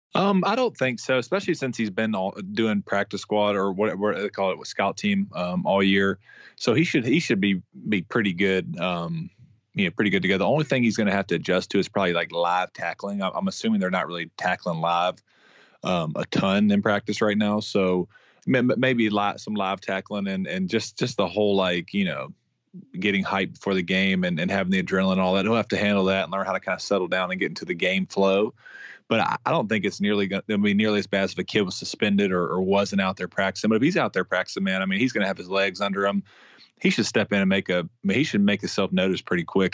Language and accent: English; Mississippi, United States; born or raised there